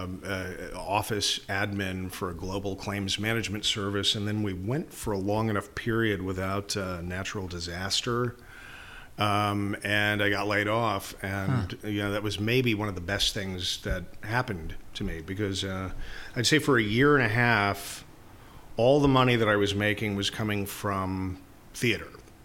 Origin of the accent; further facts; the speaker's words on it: Houston, Texas, United States; also born or lived in Los Angeles, California; Born and raised in Houston